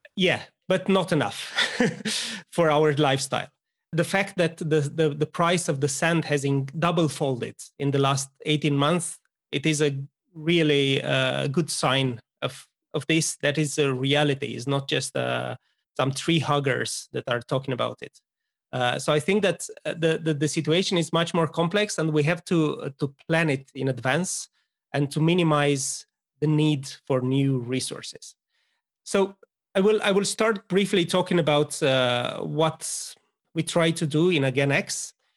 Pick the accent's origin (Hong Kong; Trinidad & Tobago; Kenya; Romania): Romania; moved away as an adult; I'm originally from Romania, as you are, uh, but moved here quite a while ago